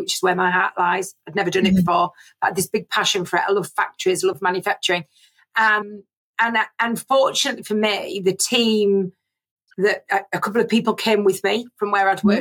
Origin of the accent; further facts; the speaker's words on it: Scarborough, Yorkshire and the Humber, United Kingdom; moved away as an adult; also born or lived in Bradford / Leeds; I was born and bred in Scarborough and decided that I needed to leave and went off to Bradford University